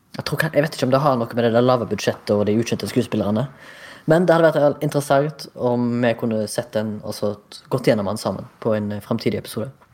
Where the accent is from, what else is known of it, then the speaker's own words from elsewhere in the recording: Haugesund, Rogaland, Norway; moved away as an adult; I dag representerer hjembyen min fra hjembyen min.